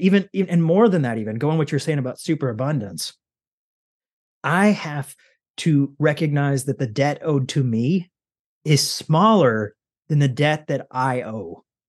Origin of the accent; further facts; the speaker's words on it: Kentucky, United States; I'm from Kentucky